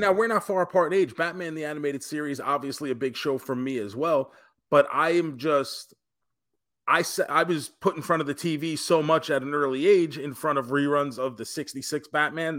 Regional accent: Tampa, Florida, United States; my hometown of Tampa, Florida

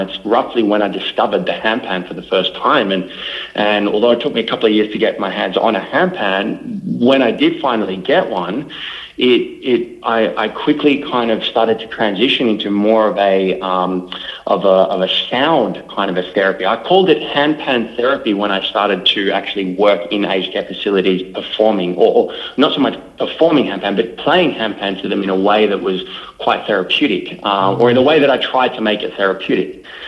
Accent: Melbourne, Victoria, Australia; I was born and bred in Melbourne, right in the heart of Melbourne.

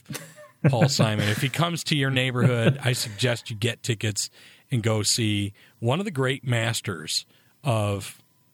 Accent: United States; also born or lived in Michigan / upstate New York; now in Eugene, United States; growing up in Michigan and upstate New York

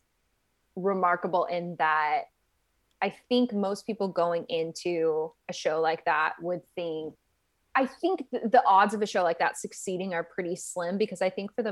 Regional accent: Minnesota, United States; moved away as an adult; also born or lived in Japan; I'm from Minnesota originally

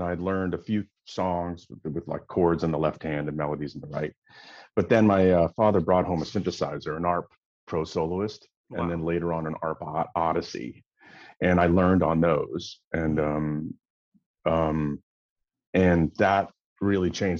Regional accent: Los Angeles, California, United States; also born or lived in Dallas, Texas; I'm in a hotel in LA, which is my hometown

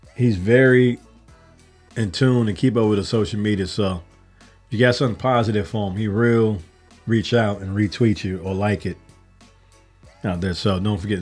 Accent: Chicago, Illinois, United States; I'm from Chicago.

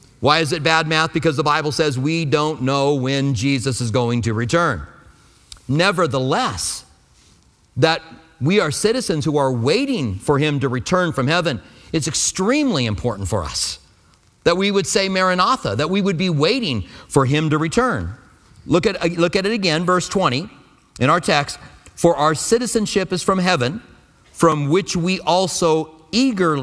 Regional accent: United States; I'm an American

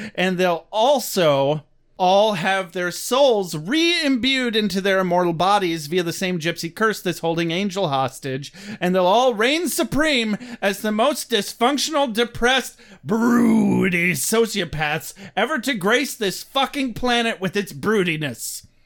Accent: United States; we're Americans

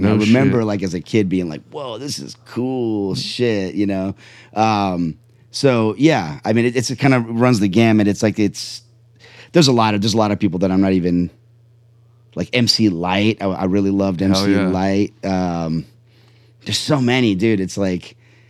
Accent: Charlotte, North Carolina, United States; I grew up in my early years, I grew up in Charlotte, North Carolina.

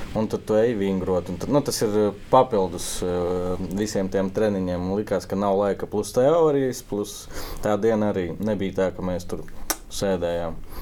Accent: Ilūkste, Latvia; Mēs no Ilūkstas

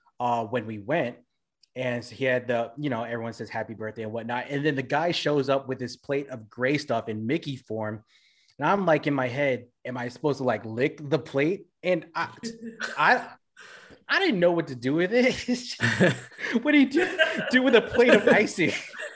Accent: Philippines; I'm black, man. I'm Filipino.

